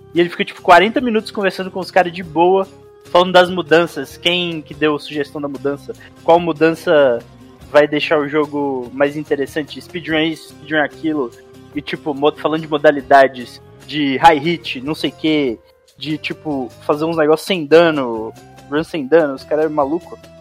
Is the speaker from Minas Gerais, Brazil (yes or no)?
yes; Montes Claros, Minas Gerais, Brazil; Sou de Montes Claros.